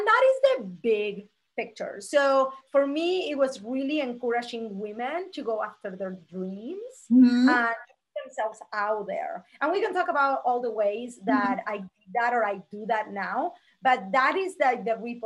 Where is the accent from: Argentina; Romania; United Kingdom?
Argentina; moved away as an adult; now in Las Vegas, United States; I'm originally from Argentina